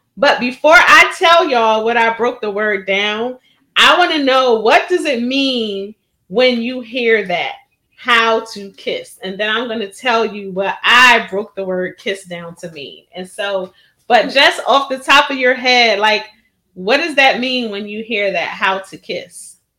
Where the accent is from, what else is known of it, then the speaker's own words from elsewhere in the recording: Philadelphia, Pennsylvania, United States; Born and raised in Philadelphia